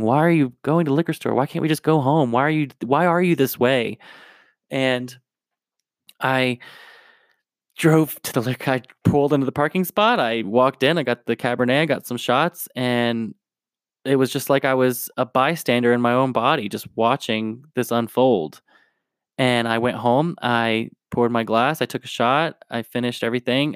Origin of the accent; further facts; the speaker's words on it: New Jersey, United States; also born or lived in Tennessee / Raleigh, North Carolina; now in Denver, United States; I was born in Tennessee, grew up in New Jersey, and I lived in Raleigh, North Carolina for a little bit